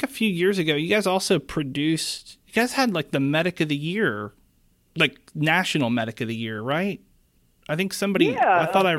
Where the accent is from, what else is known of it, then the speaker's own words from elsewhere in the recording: Pennsylvania, United States; moved away; also born or lived in South Carolina; I'm from Pennsylvania, and I moved to South Carolina.